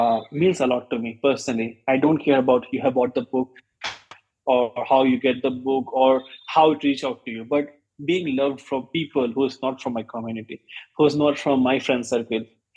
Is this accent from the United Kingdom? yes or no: no; Patna, Bihar, India; moved away; we are from Patna, Bihar